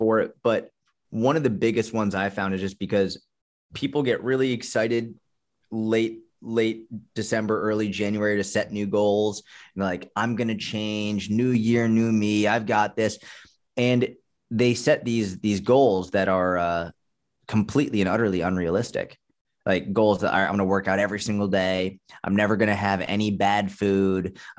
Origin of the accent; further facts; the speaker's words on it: Boston, Massachusetts, United States; I grew up in Boston where, you know, we had tons of snow, so yeah.